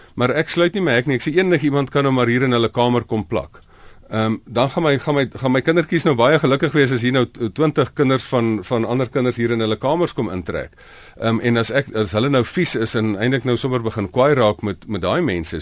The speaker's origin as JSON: {"language": "Afrikaans", "country": "South Africa", "said": "ons moet as Afrikaners"}